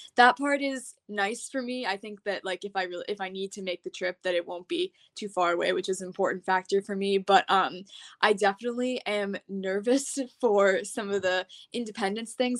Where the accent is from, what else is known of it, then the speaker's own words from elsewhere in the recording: Massachusetts, United States; I'm from Massachusetts, and I just graduated high school on Saturday